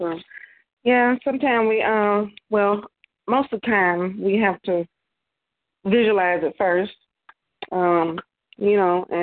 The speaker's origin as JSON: {"language": "English", "town": "Chicago", "region": "Illinois", "country": "United States", "said": "I'm from Chicago"}